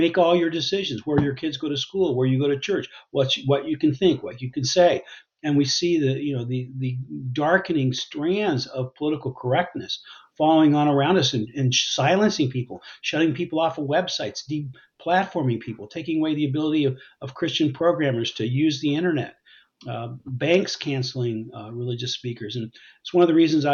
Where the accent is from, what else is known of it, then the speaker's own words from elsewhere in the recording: United States; I'm even more grateful as an American